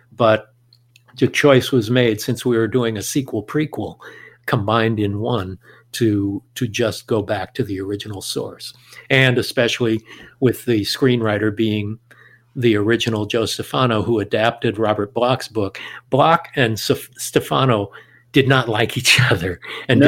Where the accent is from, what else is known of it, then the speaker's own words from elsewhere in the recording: Southern California, United States; growing up in Southern California